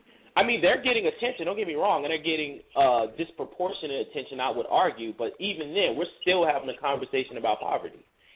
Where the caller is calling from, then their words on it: Cincinnati, Ohio, United States; I'm calling from Cincinnati.